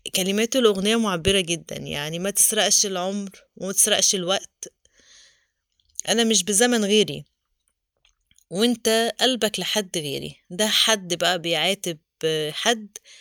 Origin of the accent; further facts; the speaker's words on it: Egypt; احنا كمصريين